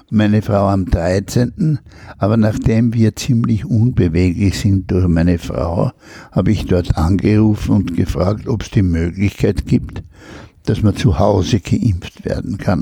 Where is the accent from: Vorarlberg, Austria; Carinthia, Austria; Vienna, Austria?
Vienna, Austria; also born or lived in Spital am Pyhrn, Upper Austria / Admont, Styria; man bleibt Wiener